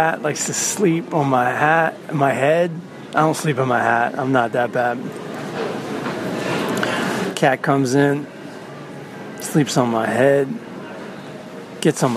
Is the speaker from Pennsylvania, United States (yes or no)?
no; Southern Maryland, United States; I'm from Southern Maryland